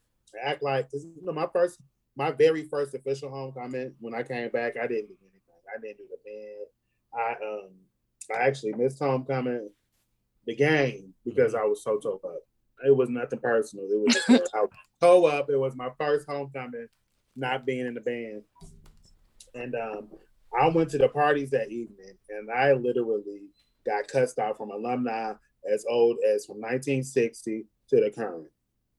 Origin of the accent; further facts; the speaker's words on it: Detroit, Michigan, United States; also born or lived in Virginia; now in Kentucky, United States; I was born in Virginia, but I was raised in Detroit. West Side.